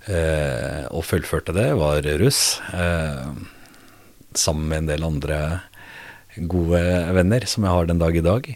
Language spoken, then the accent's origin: Norwegian; Norway; min oppvekst og min skolegang mm. fra Fjell